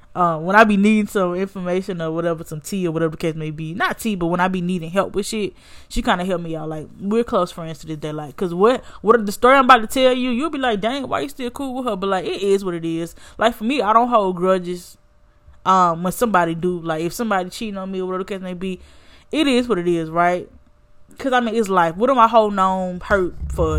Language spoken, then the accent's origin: English; Birmingham, Alabama, United States; also born or lived in Montgomery, Alabama / Theodore, Alabama; I'm from Birmingham, but the school was in Montgomery